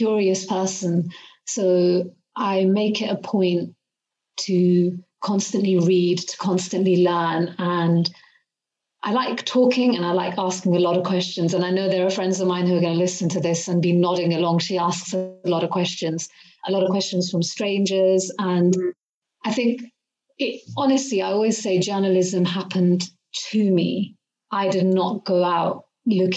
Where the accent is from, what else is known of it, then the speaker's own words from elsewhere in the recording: United Kingdom; being a British Asian woman who's grown up in the UK. I've been in the UK since I was a kid. I moved here when I was 5